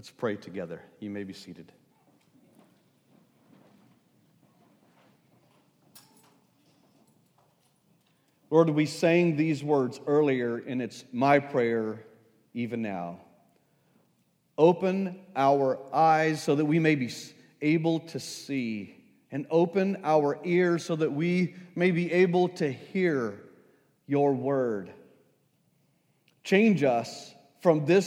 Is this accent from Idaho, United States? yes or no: no; El Paso, Texas, United States; I grew up in El Paso, Texas